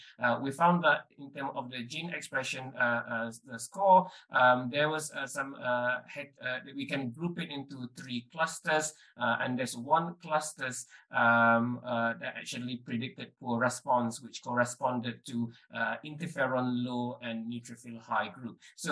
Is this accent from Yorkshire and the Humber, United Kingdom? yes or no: yes; Leeds, Yorkshire and the Humber, United Kingdom; I'm from Leeds, and I'm reporting for Room Now at EULAR 2023, live from Milan, Italy.